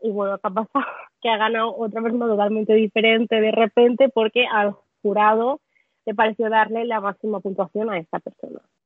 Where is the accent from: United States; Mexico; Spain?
Spain; Catalonia; Yo como catalana